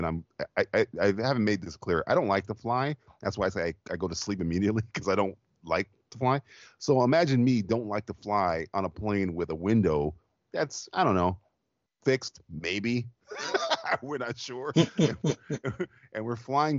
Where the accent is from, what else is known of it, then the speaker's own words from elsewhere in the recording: Florida, United States; I'm from Florida